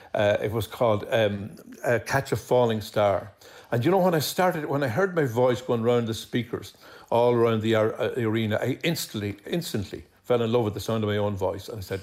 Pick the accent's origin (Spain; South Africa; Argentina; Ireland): Ireland; Dublin, Leinster; also born or lived in Ballyshannon; I was born in Hollis Street Hospital because my mum was a dub. She lived in a place called 22 Effer Road in Rap Mines in Dublin.